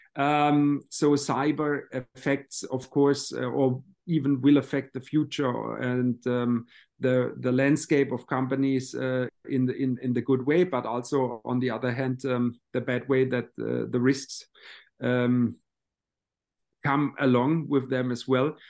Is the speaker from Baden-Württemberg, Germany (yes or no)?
yes; Baden-Baden, Baden-Württemberg, Germany; my hometown in, uh, Baden-Baden